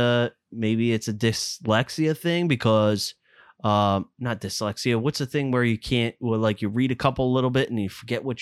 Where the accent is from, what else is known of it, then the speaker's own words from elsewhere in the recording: Fort Washington, Maryland, United States; we grew up in Fort Washington, for God's sakes.